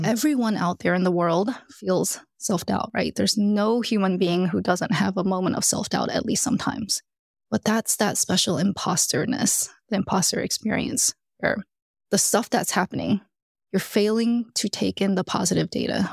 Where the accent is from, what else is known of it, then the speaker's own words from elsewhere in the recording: Alabama, United States; I grew up in Alabama and I'm Korean.